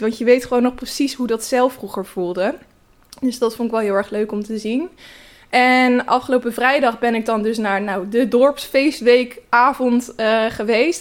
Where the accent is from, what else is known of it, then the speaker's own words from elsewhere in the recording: Naaldwijk, South Holland, Netherlands; moved away; Naaldwijk. Dat is het dorp waar ik vandaan kom